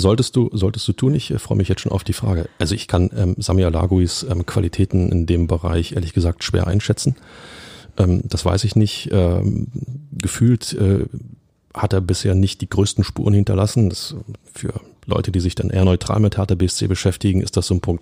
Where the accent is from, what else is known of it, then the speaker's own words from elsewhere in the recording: Berlin, Germany; als Urberliner